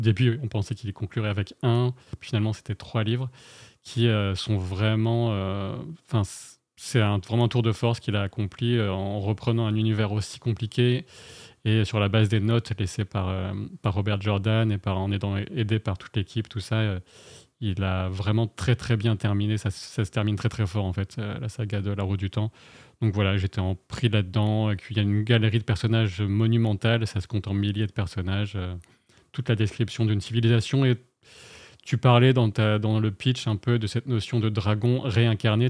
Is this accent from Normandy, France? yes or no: no; the Nord, Hauts-de-France, France; moved away as an adult; also born or lived in Paris; moi, je suis originaire du Nord